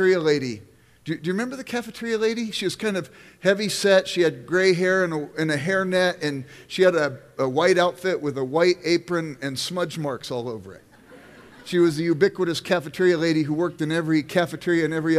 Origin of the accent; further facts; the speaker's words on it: Los Angeles, California, United States; now in Midwest, United States; I grew up in South Central Los Angeles